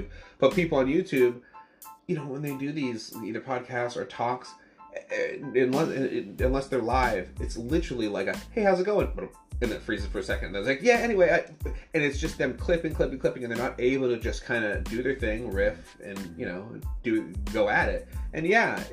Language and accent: English; Massachusetts, United States; I'm from Massachusetts